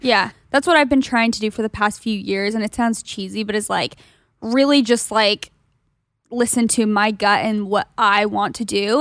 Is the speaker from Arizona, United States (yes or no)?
yes; Gilbert, Arizona, United States; moved away; I'm from Gilbert, Arizona, which is similar vibes-ish